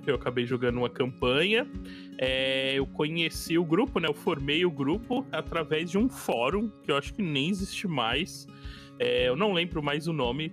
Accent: Cubatão, São Paulo, Brazil; eu sou de Cubatão

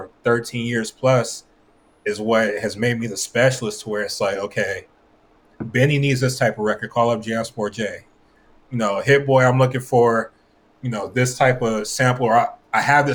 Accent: West Covina, California, United States; I'm from West Covina, which is about 30 minutes outside of L.A.

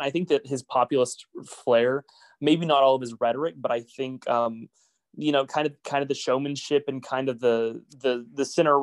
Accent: Oklahoma, United States; I'm from Oklahoma. I'm from a pretty rural area

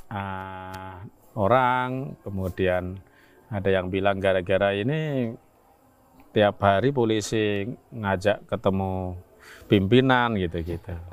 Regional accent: East Java, Indonesia; kampung mungkin di Jawa Timur yang pernah disebut 100% Muhammadiyah.

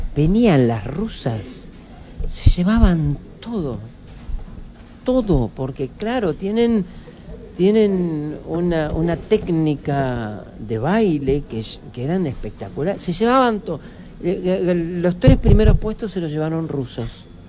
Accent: Argentina; todos los que nacimos en Argentina

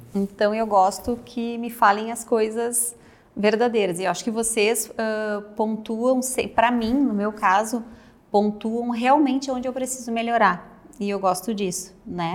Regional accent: Porto Alegre, Rio Grande do Sul, Brazil; moved away as an adult; also born or lived in Caxias do Sul; now in Serra Gaúcha, Brazil; eu sou natural de Porto Alegre, moro na Serra Gaúcha agora

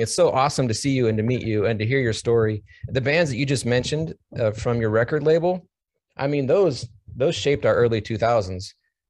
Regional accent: San Diego, California, United States; I'm from San Diego.

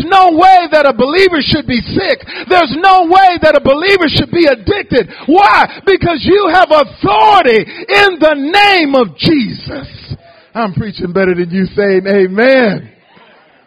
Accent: Detroit, Michigan, United States; moved away as an adult; also born or lived in Ohio; now in Houston, United States; I'm a native from Detroit. I was born in Ohio, but grew up in Detroit all my life

